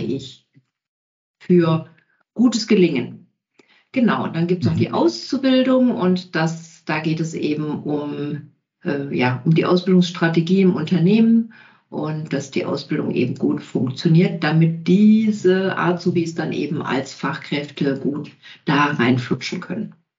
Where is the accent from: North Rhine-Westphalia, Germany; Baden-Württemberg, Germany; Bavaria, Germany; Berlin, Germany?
Bavaria, Germany; Kempten; ich komme aus Kempten